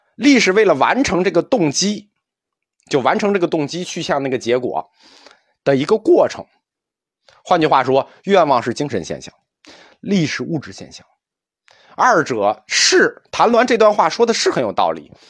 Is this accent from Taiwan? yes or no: no; China; 我们中国人